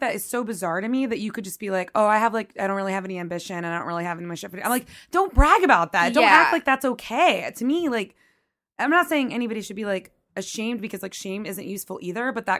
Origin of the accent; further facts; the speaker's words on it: the South, United States; moved away; I'm from the South